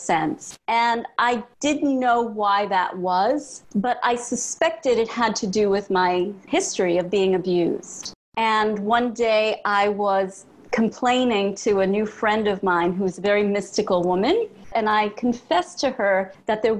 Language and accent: English; New York City, New York, United States; moving from Brooklyn to Manhattan